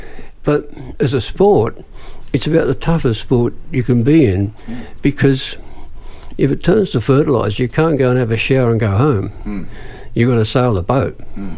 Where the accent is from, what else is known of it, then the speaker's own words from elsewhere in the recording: Eastwood, New South Wales, Australia; In Eastwood, in those days, when I grew up, it was in the Second World War.